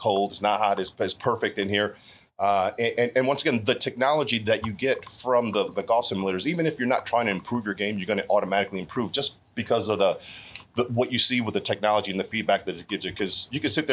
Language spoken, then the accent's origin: English; Baltimore, Maryland, United States; I grew up in Baltimore City